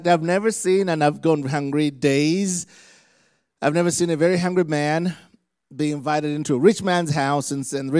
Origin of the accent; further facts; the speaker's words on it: Uganda; moved away; Uganda, Africa. And where I'm from, we just love Jesus really intensely